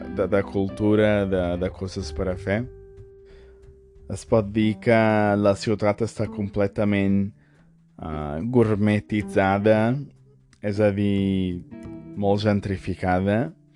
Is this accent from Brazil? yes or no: yes; São Paulo, Brazil; Catalan is a second language; also born or lived in a small town (from age 10); Jo he nascut i crescut a Sant Paulo, bé, com a mínim a l'estat